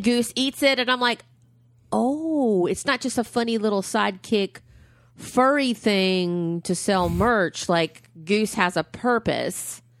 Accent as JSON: {"language": "English", "town": "Huntsville", "region": "Alabama", "country": "United States", "tie": "born or raised there", "said": "my hometown is cheering. Huntsville, Alabama"}